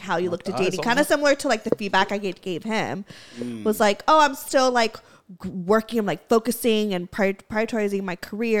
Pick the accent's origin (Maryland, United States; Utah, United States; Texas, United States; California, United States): California, United States; Los Angeles; accent: Valley Girl; I'm like an LA girly, like born and raised